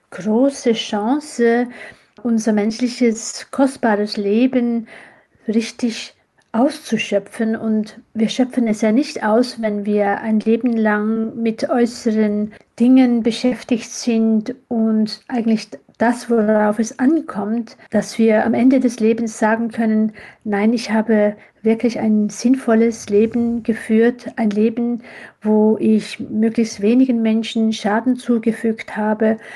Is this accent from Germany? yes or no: no; Switzerland; ja, ich bin in der Schweiz aufgewachsen. Ich äh, habe auch die Schweiz als meine zweite Heimat lieb gewonnen.